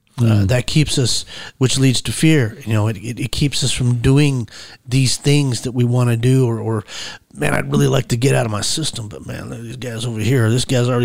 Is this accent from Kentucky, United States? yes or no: no; Colorado, United States; I'm from Colorado.